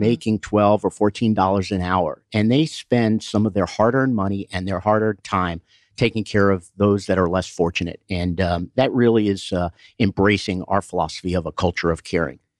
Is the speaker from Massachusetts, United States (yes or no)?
yes; Boston, Massachusetts, United States; raised and born up in, uh, Boston